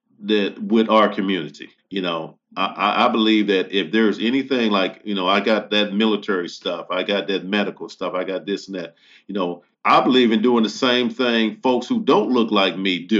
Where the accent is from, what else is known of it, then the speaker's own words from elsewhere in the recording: United States; I'm American first because I was born in this country